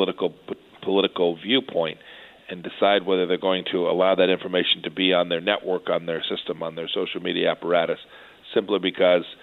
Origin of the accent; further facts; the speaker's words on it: Kansas, United States; Kansas, my home state